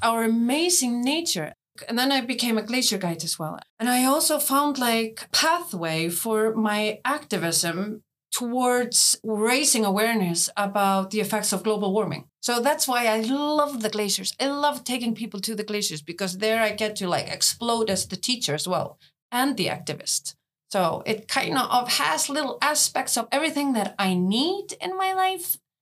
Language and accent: English; Hafnarfjörður, Capital Region, Iceland; I am running youth centers and counseling centers in my hometown of Hafnarfjörður